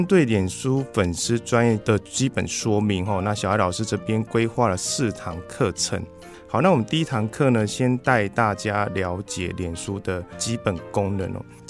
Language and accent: Chinese; Chiayi, Taiwan; 呃，我来自嘉义。哦，那嘉义大家最听到最有名应该就是鸡肉饭嘛，所以应该很有印象。